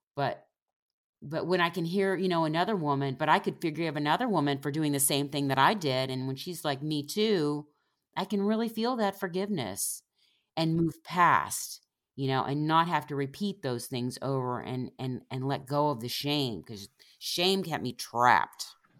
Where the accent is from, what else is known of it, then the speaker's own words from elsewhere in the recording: Independence, Missouri, United States; in the town where I grew up in Independence, Missouri